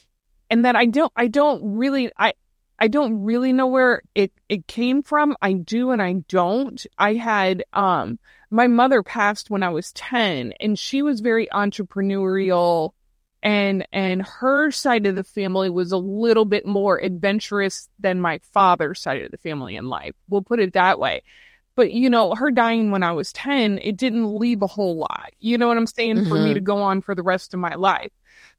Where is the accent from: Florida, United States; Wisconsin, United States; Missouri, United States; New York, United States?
Missouri, United States; St. Louis; I'm a Midwesterner. Originally from St. Louis.